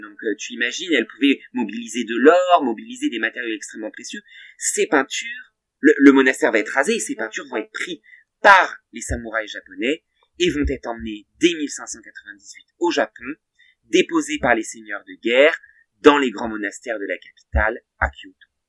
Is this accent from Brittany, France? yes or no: no; Val d'Oise, Île-de-France, France; dans le Val d'Oise, dont je suis originaire